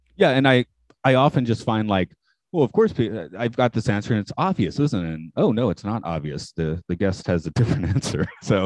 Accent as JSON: {"language": "English", "town": "Atlanta", "region": "Georgia", "country": "United States", "said": "I'm from Atlanta"}